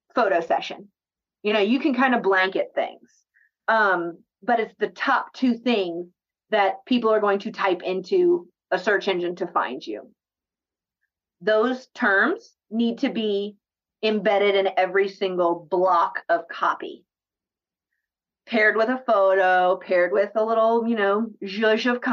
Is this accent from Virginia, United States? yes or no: no; Atlanta, Georgia, United States; now in Columbia, United States; I'm originally from Northeast Atlanta and I live in Columbia